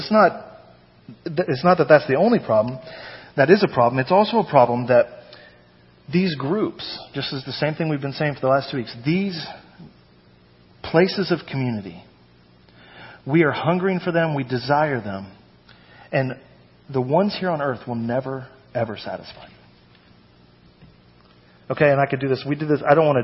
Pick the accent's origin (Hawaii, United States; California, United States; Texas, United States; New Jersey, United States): Texas, United States; North; moved away; also born or lived in Brooklyn; I grew up in North Texas.